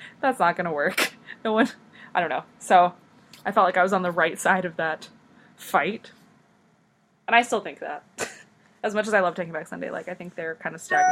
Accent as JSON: {"language": "English", "region": "Northeast", "country": "United States", "tie": "born or raised there", "moved": "yes", "lives_now": "Michigan, United States", "said": "growing up in the Northeast"}